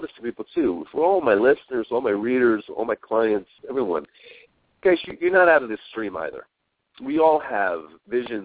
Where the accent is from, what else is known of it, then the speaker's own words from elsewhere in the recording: New York, United States; moved away as an adult; growing up in New York